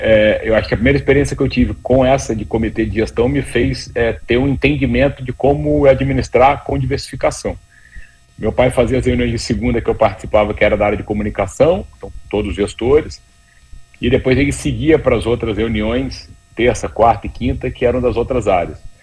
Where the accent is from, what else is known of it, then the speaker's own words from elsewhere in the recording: Vitória, Espírito Santo, Brazil; moved away as an adult; now in São Paulo, Brazil; sou do Espírito Santo e o Espírito Santo, na época, as pessoas pouco sabiam. Eu falava que eu era de Vitória